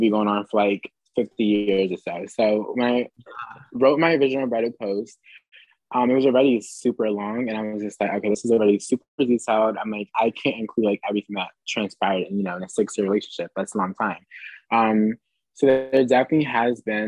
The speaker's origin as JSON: {"language": "English", "region": "New Jersey", "country": "United States", "moved": "as an adult", "lives_now": "Philadelphia, United States", "said": "we're from Jersey, but go to school in Philly. So like we live in Philly."}